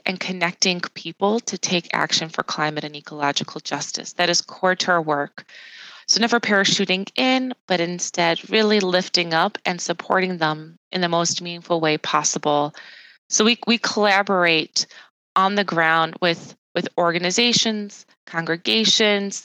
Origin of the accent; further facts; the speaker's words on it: Chicagoland, suburb of Chicago, Illinois, United States; I was born in the Chicagoland area in a suburb of Chicago